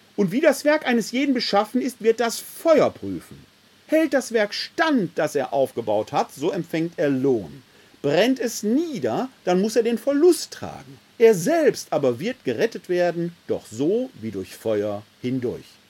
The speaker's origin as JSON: {"language": "German", "town": "Essen", "region": "North Rhine-Westphalia", "country": "Germany", "tie": "born or raised there", "said": "Ich bin ein Kind des Ruhrgebietes. Vor 50 Jahren, meinem Elternhaus im Schöllerpatt in Essen-Altendorf, konnten wir noch die Zechen sehen"}